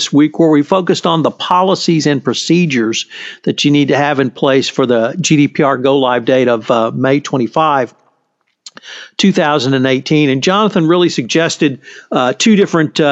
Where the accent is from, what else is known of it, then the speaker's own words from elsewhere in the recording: Texas, United States; I'm a Texan